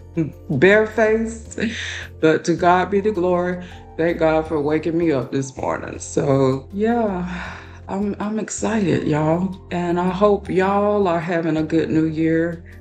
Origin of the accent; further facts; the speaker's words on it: Florida, United States; moved away as an adult; now in Texas, United States; I was born and raised in Florida. So I've never lived outside of Florida.